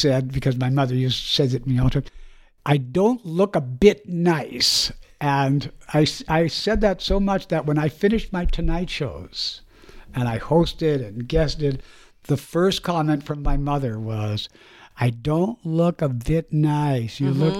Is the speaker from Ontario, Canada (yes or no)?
no; Winnipeg, Manitoba, Canada; when I was growing up in Winnipeg, and I was like 9 or 10 years old